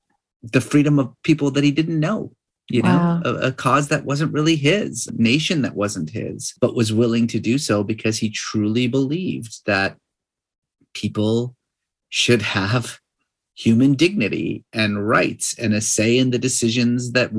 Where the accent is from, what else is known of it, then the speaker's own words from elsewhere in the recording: Iran; moved away; I was growing up in Iran